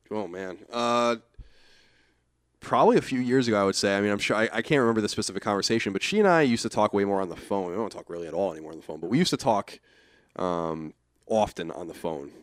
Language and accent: English; Rockville Centre, Long Island, New York, United States; I'm from Rockaven, Long Island